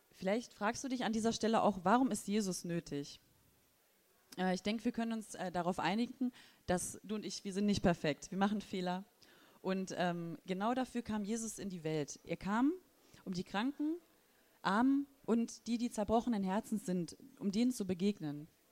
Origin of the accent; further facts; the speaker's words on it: Thuringia, Germany; now in Wolfsburg, Germany; ich komme auch aus dem ehemaligen Osten und zwar aus Thüringen. Und ähm, genau. Da bin ich aufgewachsen